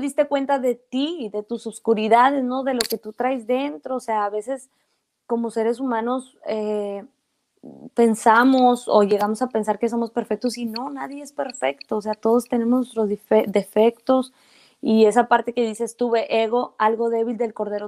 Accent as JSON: {"language": "Spanish", "country": "Mexico", "tie": "born or raised there", "said": "soy una mujer mexicana que creció en México, que habla mexicano, su familia es mexicana"}